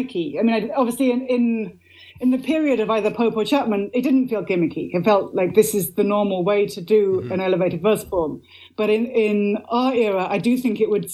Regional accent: Oxford, South East England, United Kingdom; I grew up in Oxford, England.

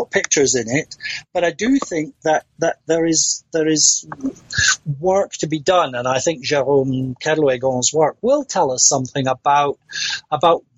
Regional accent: Scotland, United Kingdom; I'm a Scot

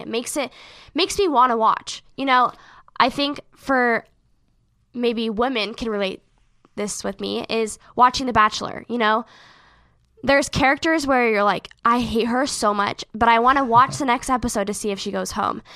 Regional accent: Seattle, Washington, United States; we are from Seattle

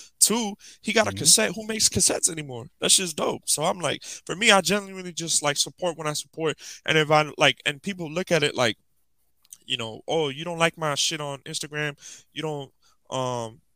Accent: Miami, Florida, United States; I was from Miami

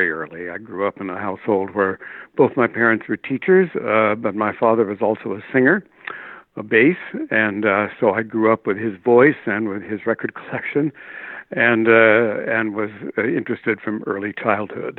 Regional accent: New York City, New York, United States; also born or lived in Nebraska; we moved east during the war when I was still a kid, and I've been basically an Upper West Sider ever since then

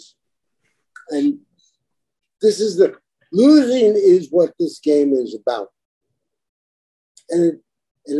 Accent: New York City, New York, United States; I come from Brooklyn, right? I was there when the Brooklyn Dodgers won the World Series

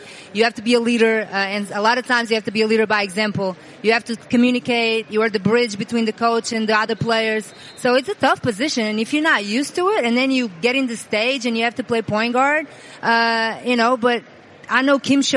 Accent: Portugal; moved away as an adult; I grew up in Portugal, small country next to Spain in Europe

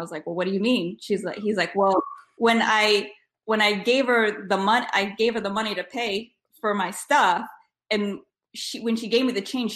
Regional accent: Rhode Island, United States; I am from Rhode Island. I grew up in Rhode Island

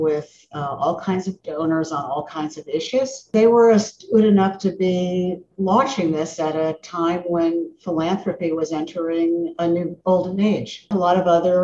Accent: Miami, Florida, United States; I grew up in Miami in the suburbs

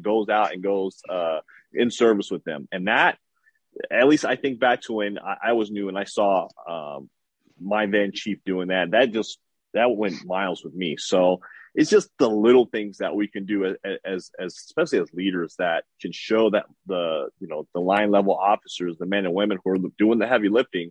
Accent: Los Angeles, California, United States; also born or lived in San Bernardino County; I grew up in South Central LA during the 80s and 90s

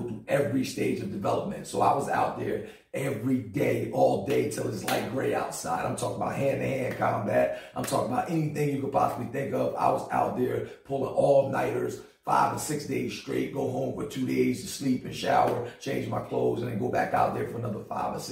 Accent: New Jersey, United States; born or raised there; moved away as an adult; also born or lived in Philadelphia, Pennsylvania; now in Greensboro, United States

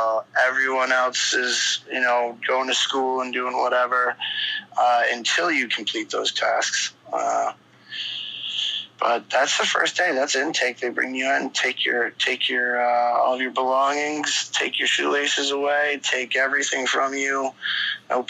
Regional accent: Maine, United States; I was from Maine and born and raised

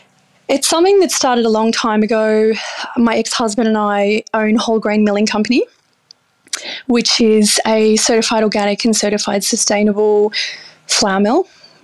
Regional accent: Gunnedah, New South Wales, Australia; So I'm from Gunnedah and I have my own business here called Reverence Sourdough.

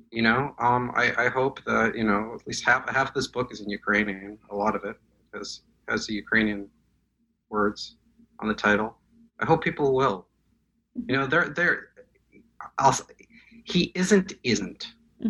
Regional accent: Moscow, Russia; English is a second language; moved away; I was born in Moscow. I speak Russian

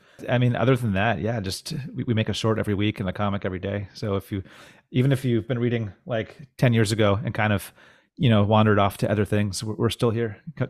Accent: Houston, Texas, United States; Well, I thought since I grew up in Houston, and you're in Houston, there's a really great mutual aid there called BLMHTX.

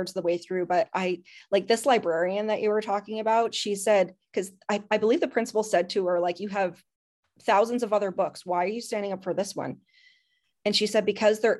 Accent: Canada; I'm Canadian

